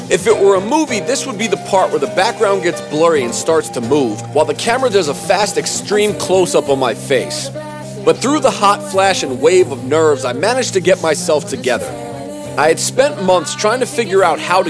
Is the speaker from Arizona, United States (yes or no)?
no; Durham, North Carolina, United States; I was from Durham, North Carolina